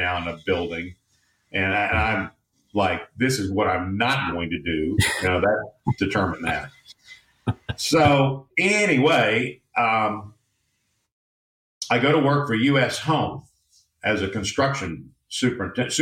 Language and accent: English; Tulsa, Oklahoma, United States; moved away as an adult; now in Houston, United States; Tulsa was my hometown